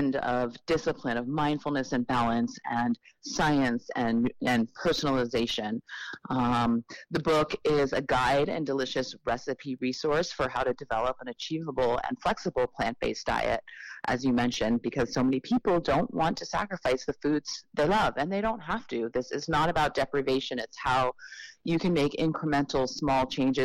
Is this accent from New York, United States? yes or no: yes; New York City, New York, United States; I was born in Manhattan, right here in New York City.